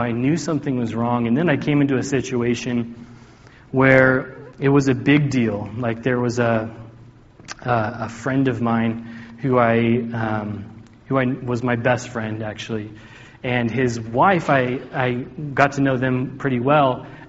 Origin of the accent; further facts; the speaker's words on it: Oregon, United States; I was at a church that I grew up in Oregon.